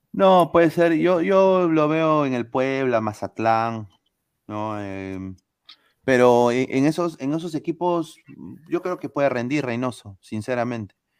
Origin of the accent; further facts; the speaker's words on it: Peru; soy peruano